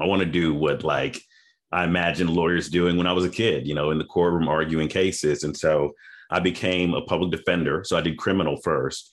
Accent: Memphis, Tennessee, United States; also born or lived in Boston, Massachusetts; now in Atlanta, United States; I'm originally from Memphis, Tennessee

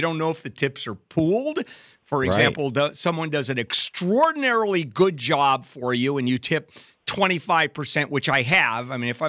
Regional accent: California, United States; I grew up in Southern California.

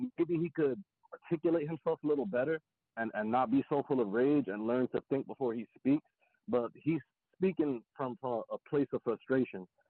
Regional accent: New Jersey, United States; I'm calling from New Jersey. I'm from North

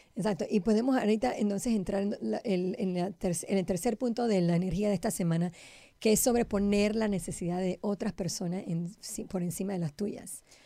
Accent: Panama; yo soy panameña

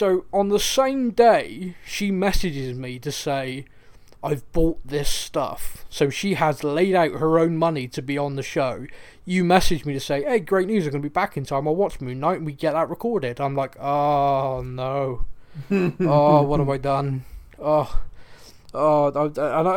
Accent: Bristol, South West England, United Kingdom; growing up in Bristol

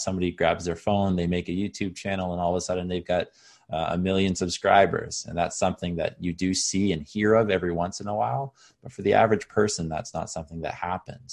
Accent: Canada; also born or lived in Caribbean; Oh, I'm back in my hometown

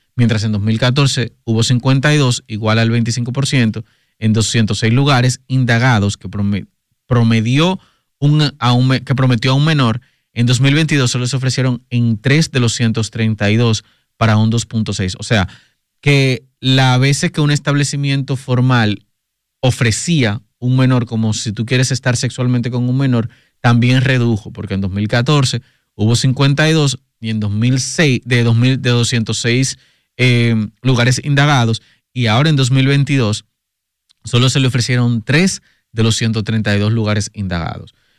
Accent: Puerto Plata, Dominican Republic; soy de Puerto Plata

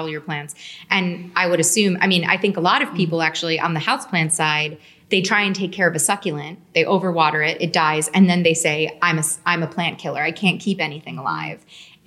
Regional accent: New York, United States; as someone who's grown up in New York in completely different vegetation

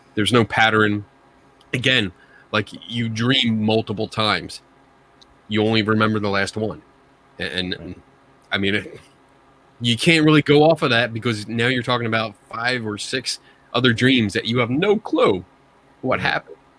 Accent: Philadelphia, Pennsylvania, United States; accent: Philly; my Philly accent

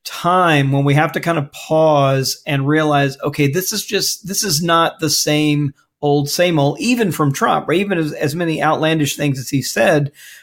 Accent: Mississippi, United States; I grew up in Mississippi

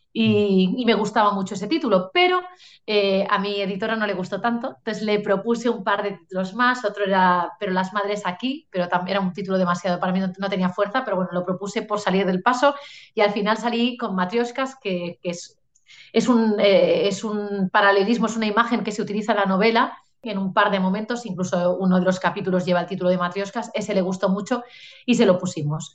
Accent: Catalonia, Spain; en catalán tenemos lo que llamamos las pronombres feplas

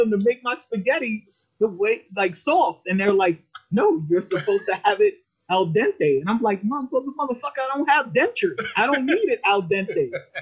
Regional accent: New York City, New York, United States; now in Maryland, United States; I'm born and raised in the Bronx

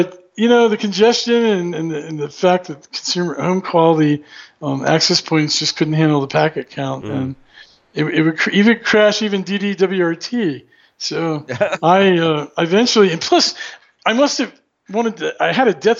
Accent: Maryland, United States; moved away; it was a W3 prefix because I was from Maryland

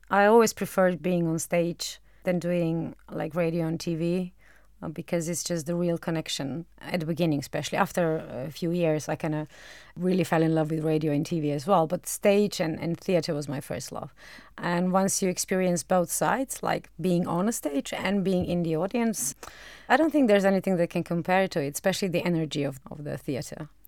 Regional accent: Maribor, Drava, Slovenia; English is a second language; also born or lived in Ljubljana; I am from Maribor. Maribor is my hometown, but I used to work a lot in Ljubljana and in Maribor, and I was a bit bored by driving a long distance, long distance in Slovenia measure

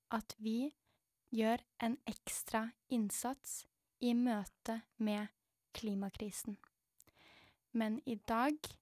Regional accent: Norway; jeg er født i Norge

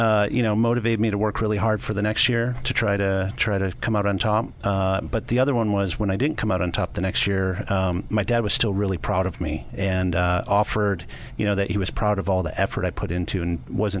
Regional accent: Livonia, Michigan, United States; So I grew up in a suburb of Detroit, Michigan called Livonia, Michigan.

